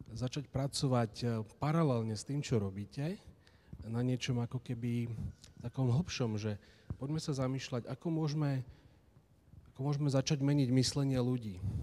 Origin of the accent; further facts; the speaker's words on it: Slovakia; moved away as an adult; now in Ireland; ja sa už na Slovensku nevrátim